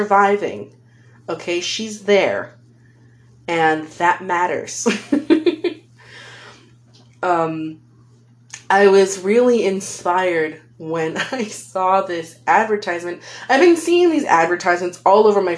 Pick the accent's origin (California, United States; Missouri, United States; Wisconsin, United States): California, United States; That's just my accent, man. I'm a California girl.